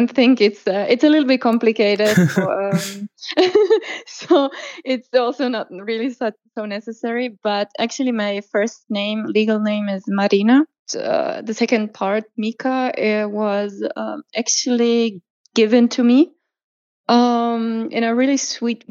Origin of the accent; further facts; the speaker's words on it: Croatia; now in Germany; I was born and raised in Croatia